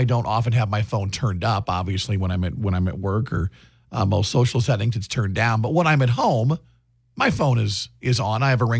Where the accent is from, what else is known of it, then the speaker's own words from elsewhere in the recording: Iowa, United States; I'm obviously lived here all my life.